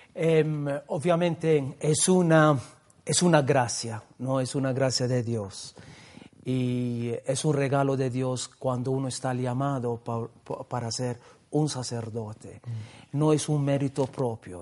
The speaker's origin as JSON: {"language": "Spanish", "region": "Gozo", "country": "Malta", "tie": "born or raised there", "moved": "yes", "lives_now": "Peru", "said": "yo estoy viniendo de esta isla porque justamente la congregación en mi pueblo tenía la casa de, del noviciado"}